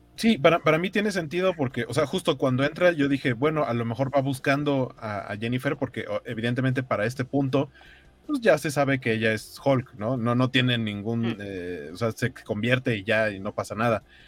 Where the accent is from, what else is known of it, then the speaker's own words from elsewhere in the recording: Mexico; las piñatas que tenemos aquí en México